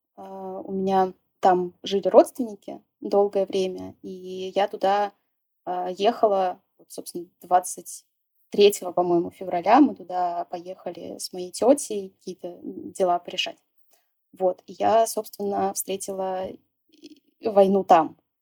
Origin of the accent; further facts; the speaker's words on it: Saint Petersburg, Russia; moved away as an adult; Я жила в Питере, м, всю свою жизнь. То есть я родилась в Питере, и вплоть до иммиграции я там и жила.